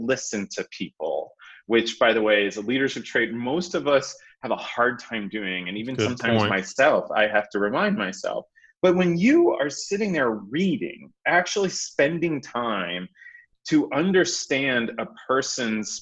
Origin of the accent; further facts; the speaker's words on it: Aviston, Illinois, United States; now in Indianapolis, United States; I grew up in a very small town in Southern Illinois called Aviston